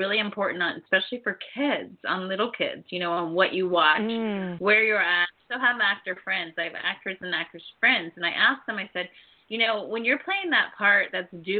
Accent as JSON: {"language": "English", "region": "Ohio", "country": "United States", "tie": "born or raised there", "said": "I grew up in Ohio"}